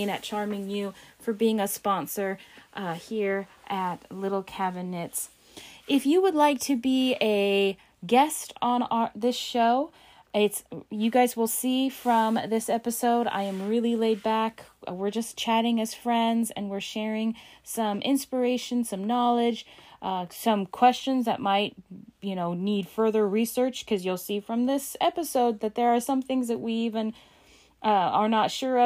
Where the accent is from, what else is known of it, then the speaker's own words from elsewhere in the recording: Alaska, United States; explorer of my home state of Alaska